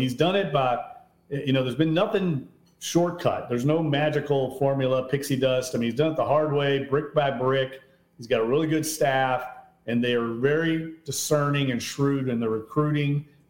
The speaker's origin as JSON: {"language": "English", "town": "Louisville", "region": "Kentucky", "country": "United States", "tie": "born or raised there", "said": "my formative years growing up in Louisville"}